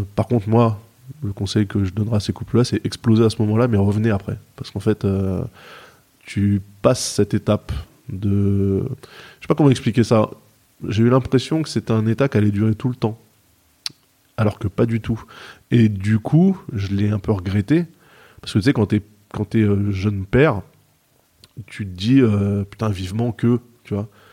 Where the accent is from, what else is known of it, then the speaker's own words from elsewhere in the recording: Seine-et-Marne, Île-de-France, France; now in Maisons-Alfort, France; J'ai grandi à 45, 45 km de Paris, en mm. Seine-et-Marne